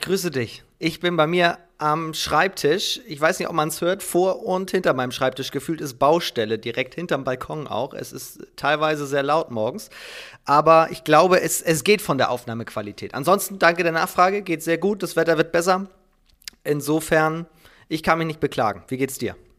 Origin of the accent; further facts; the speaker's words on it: Preetz, Schleswig-Holstein, Germany; Ich komme aus dem wunderschönen Preetz, mitten in Schleswig-Holstein, am Rande der holsteinischen Schweiz gelegen